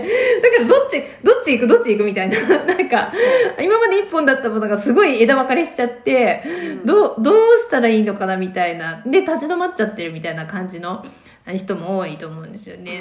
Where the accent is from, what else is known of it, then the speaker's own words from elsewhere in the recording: Shizuoka, Japan; moved away as an adult; also born or lived in Tokyo; now in Kitakyushu, Japan; 学生の時は私静岡出身なんですけど静岡にいた